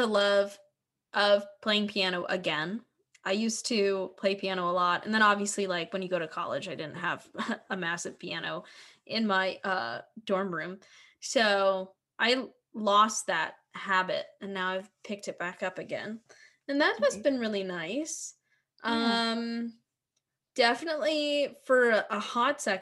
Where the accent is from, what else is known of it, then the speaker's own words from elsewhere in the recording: Philadelphia, Pennsylvania, United States; So I grew up in the North, and, like, you know, Philly kind of has the same spirit as New York City